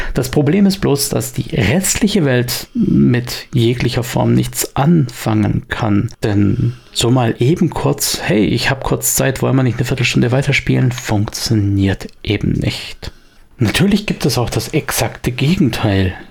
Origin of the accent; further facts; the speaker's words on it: Swabia, Germany; bei uns im Schwabenland